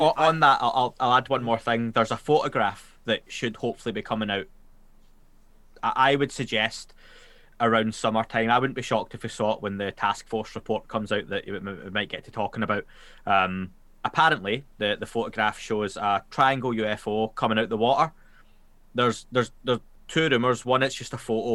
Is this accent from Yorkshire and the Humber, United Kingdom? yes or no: no; Glasgow, Scotland, United Kingdom; accent: Glaswegian; I'm Scot- a Scottish